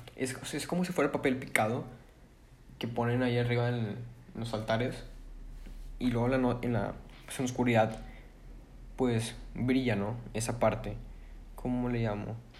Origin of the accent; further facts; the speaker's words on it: Monterrey, Nuevo León, Mexico; Yo soy de Monterrey, tengo 16 años